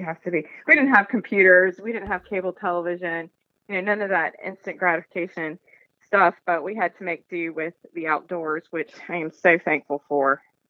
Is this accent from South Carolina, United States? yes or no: yes; Bluffton, South Carolina, United States; But when I was growing up in Bluffton, there wasn't even a high school. So it's changed quite a bit.